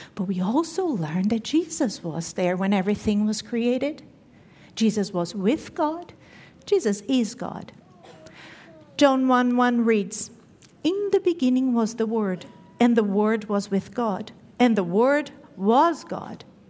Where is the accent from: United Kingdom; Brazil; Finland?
Brazil; moved away; growing up in Brazil, I grew up knowing Christmas to be a huge celebration